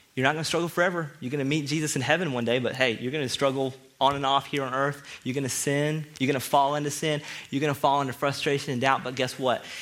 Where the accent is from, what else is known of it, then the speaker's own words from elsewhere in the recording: the South, United States; I'm from the South